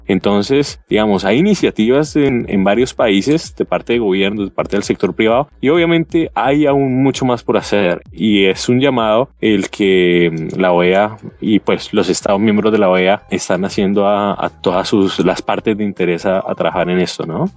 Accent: Colombia; now in Washington, United States; soy colombiano de origen. Actualmente me encuentro en, viviendo en Washington

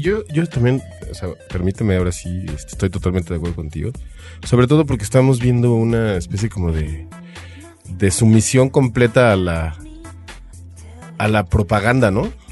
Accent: Mexico; nosotros como buenos mexicanos

